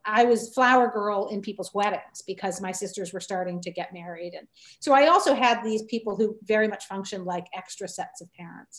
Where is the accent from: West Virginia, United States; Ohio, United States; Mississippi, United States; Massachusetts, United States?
Massachusetts, United States; Needham; also born or lived in Southern New Hampshire / New York City; now in Utica, United States; I was raised in Needham, Massachusetts, which is one of the immediate Western suburbs of Boston. So Needham, Newton, Wellesley. Mm-hmm. I was raised in Needham, but spent all my summers actually in New Hampshire, in Southern New Hampshire, where I have on both sides of my family, I have long-term connections.